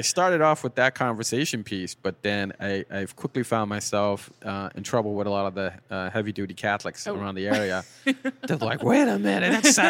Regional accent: Boston, Massachusetts, United States; So Percival is the street that I grew up on in Dorchester.

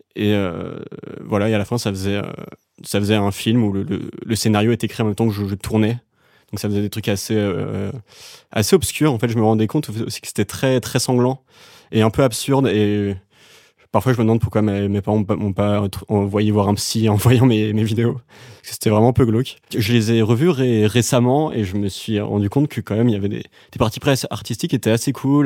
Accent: Dinard, Brittany, France; moved away as an adult; also born or lived in Saint-Malo / Vannes / Paris; Je suis né à Saint-Malo, la ville des Corsaires, et ensuite j'ai grandi à Dinard

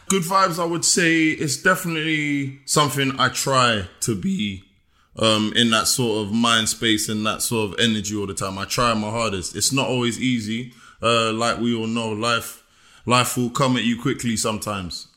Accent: England, United Kingdom; moved away; also born or lived in United States; being the English guy

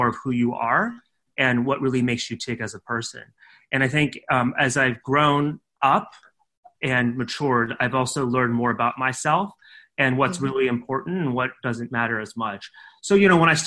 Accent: California, United States; moved away; I'm from California. My parents are from Taiwan. They came to the United States to study and then they stayed there. And I and my brother were born there

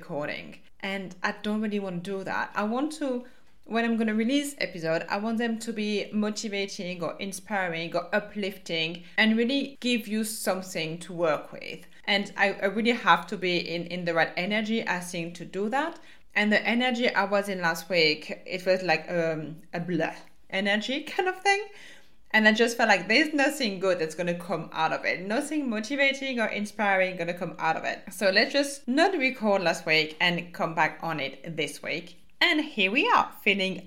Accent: France; accent: French; my French accent

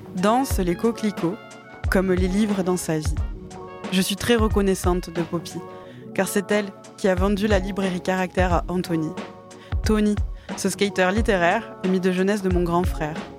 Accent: Campagne, Nouvelle-Aquitaine, France; also born or lived in Mont-de-Marsan / Belgium; J'ai passé mon enfance à Campagne

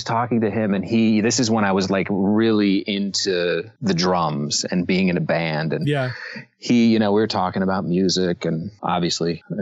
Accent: Los Angeles, California, United States; I grew up in Los Angeles

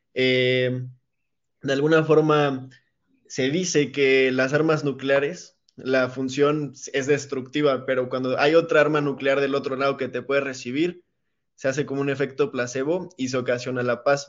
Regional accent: Mexico; como ciudadanos mexicanos

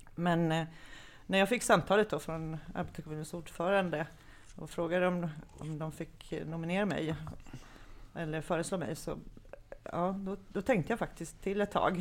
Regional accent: Kalmar, Kalmar County, Sweden; moved away as an adult; also born or lived in Märsta; now in Södertälje, Sweden; jag är född och uppvuxen i Kalmar

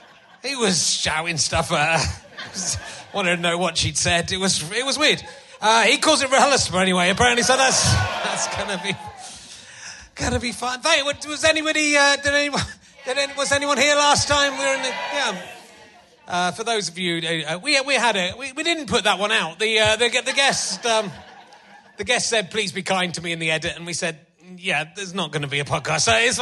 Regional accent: Yorkshire and the Humber, United Kingdom; I'm from Yorkshire. I'm allowed to make those jokes.

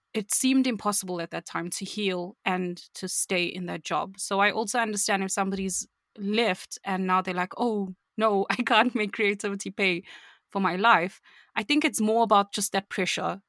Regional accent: South Africa; I'm from South Africa.

